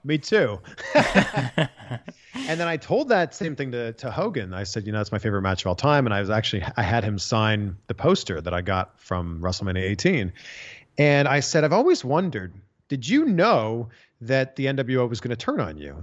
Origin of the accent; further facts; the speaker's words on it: Canada; growing up in Canada, a lot of hockey on TV